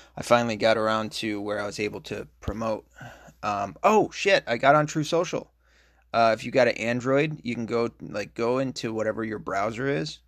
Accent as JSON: {"language": "English", "region": "Tennessee", "country": "United States", "said": "I'm from Tennessee"}